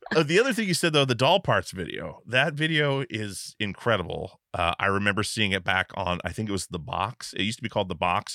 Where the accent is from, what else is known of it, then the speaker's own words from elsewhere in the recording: Alaska, United States; moved away; I was from Alaska